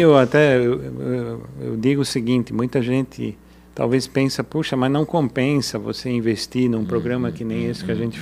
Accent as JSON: {"language": "Portuguese", "country": "Brazil", "also_born_or_lived": "Germany", "said": "A gente como brasileiro"}